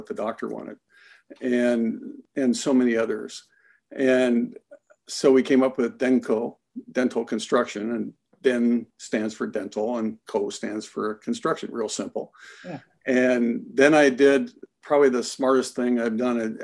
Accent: Iowa, United States; moved away; I was born and raised in Iowa

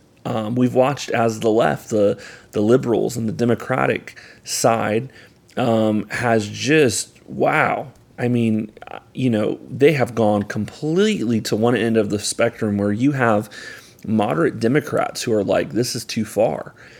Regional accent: Ocala, Florida, United States; growing up, I grew up here in Ocala, Florida, which very much is a conservative county.

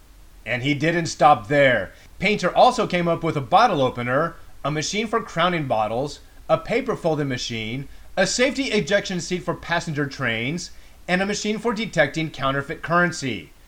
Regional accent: San Diego, California, United States; I'm from San Diego, where it's always sunny and warm

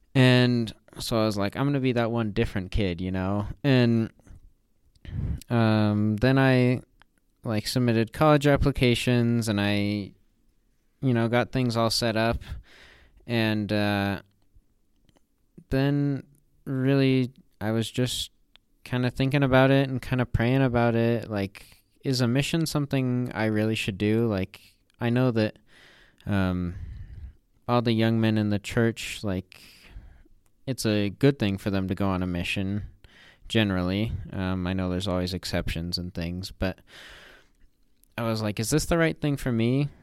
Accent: Northern Utah, United States; I'm from Northern Utah.

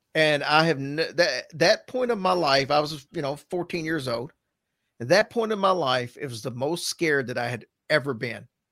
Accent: the South, United States; also born or lived in Louisville, Kentucky / Virgin Islands; now in Lexington, United States; we're from the South

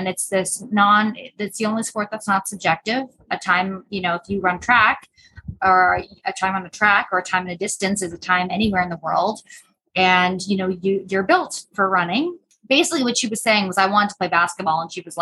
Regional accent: North Bay, Ontario, Canada; moved away as an adult; now in Austin, United States; I am from North Bay

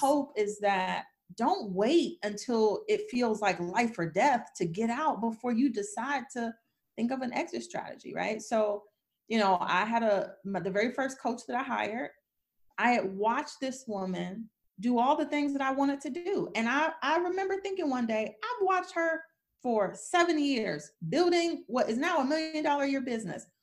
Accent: Detroit, Michigan, United States; I grew up poor in Detroit

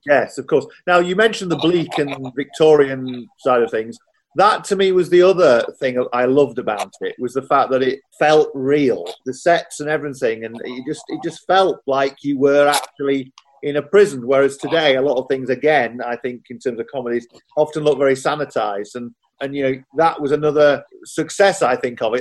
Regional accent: Doncaster, Yorkshire and the Humber, United Kingdom; I grew up in Doncaster

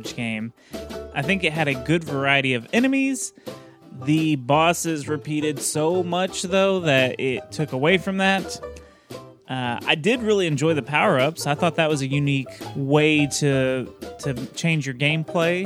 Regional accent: Texas, United States; I'm Texan

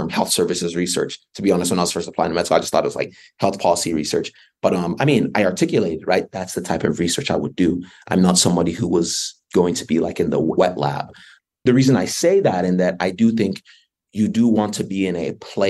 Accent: North Carolina, United States; moved away as an adult; I grew up in North Carolina.

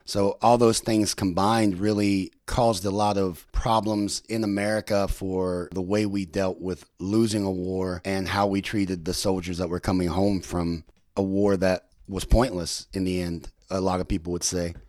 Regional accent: United States; moved away as an adult; also born or lived in Thailand / Vietnam; me as an American

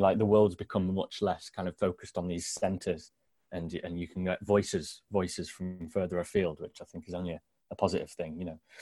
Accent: Sherwood Forest, East Midlands, United Kingdom; now in Newcastle upon Tyne, United Kingdom; I was born in Sherwood Forest

